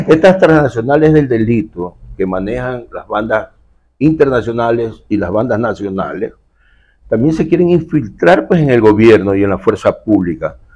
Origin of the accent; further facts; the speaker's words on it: Guayaquil, Guayas, Ecuador; Eso somos los guayaquileños